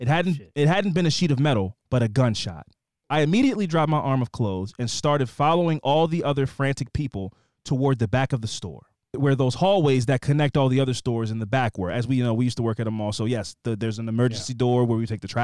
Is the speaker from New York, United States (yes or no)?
no; Kansas City, Missouri, United States; I was born and raised in Kansas City, Missouri. I know y'all have said it is a flyover state, but trust me, you've got to visit.